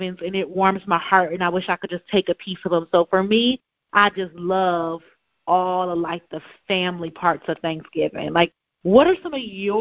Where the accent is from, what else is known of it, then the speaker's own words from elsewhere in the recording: Cleveland, Ohio, United States; moved away; My family, we're from Cleveland. My daddy grew up in Cleveland, okay? We grew up in Cleveland.